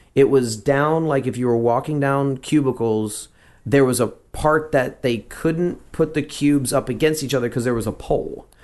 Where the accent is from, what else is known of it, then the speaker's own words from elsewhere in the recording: Texas, United States; also born or lived in Louisiana; I grew up in Texas